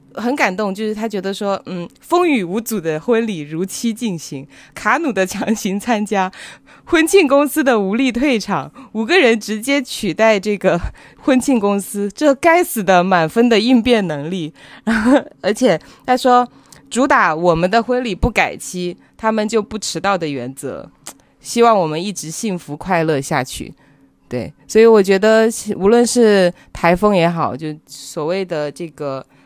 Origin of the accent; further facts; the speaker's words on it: Guangdong, China; 我们广东人嘛